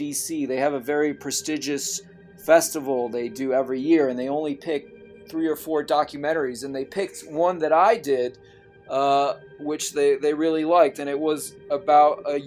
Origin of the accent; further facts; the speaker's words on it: France; moved away; I'm originally from France, and I was educated in the French system.